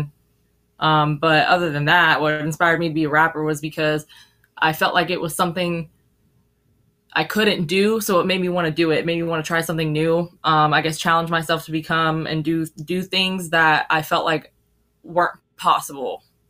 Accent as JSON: {"language": "English", "town": "Zephyrhills", "region": "Florida", "country": "United States", "also_born_or_lived": "Tampa, Florida", "said": "I'm actually from Zephyr Hills."}